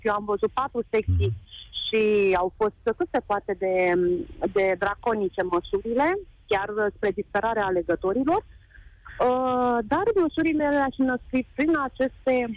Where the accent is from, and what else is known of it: Romania